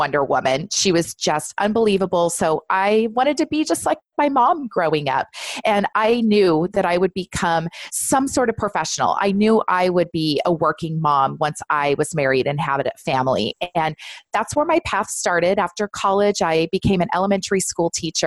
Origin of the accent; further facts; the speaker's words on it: Southern California, United States; I'm born and raised in Southern California